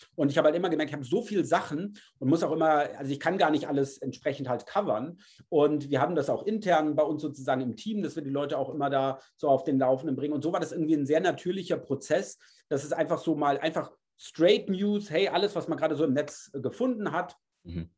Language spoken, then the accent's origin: German; Germany; ich bin Deutscher